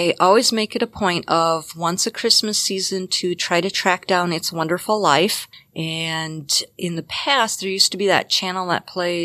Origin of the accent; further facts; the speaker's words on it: Minnesota, United States; I am Norwegian and from Minnesota